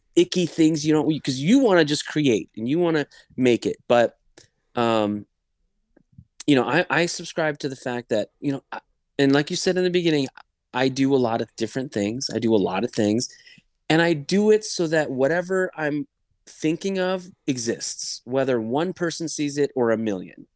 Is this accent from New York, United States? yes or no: no; Los Angeles, California, United States; first language English; I'm Persian. I was born in L A, so I kind of, you know, English is my first language